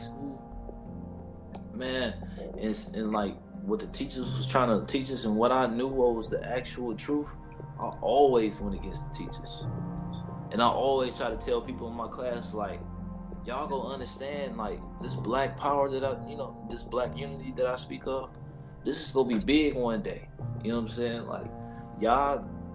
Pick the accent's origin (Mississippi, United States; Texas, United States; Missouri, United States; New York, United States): Missouri, United States; St. Louis; we grew up in St. Louis